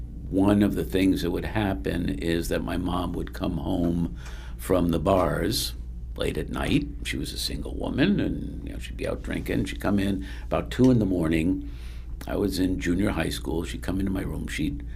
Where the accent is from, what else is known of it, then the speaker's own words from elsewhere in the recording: Bridgeport, Connecticut, United States; also born or lived in Delaware; I was born in Delaware, grew up mostly in Connecticut in the Bridgeport, West Haven area. Mm-hmm. I alternated between those two. But I lived in practically every town in Connecticut at some point in my life.